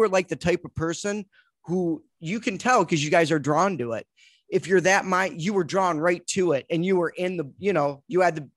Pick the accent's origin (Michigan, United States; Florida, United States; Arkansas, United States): Michigan, United States; Detroit; I was living in Michigan. I'm from Detroit